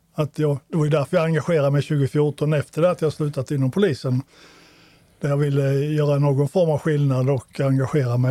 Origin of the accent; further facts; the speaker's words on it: Småland, Sweden; now in Malmö, Sweden; jag är inte född skåning, jag är en smålänning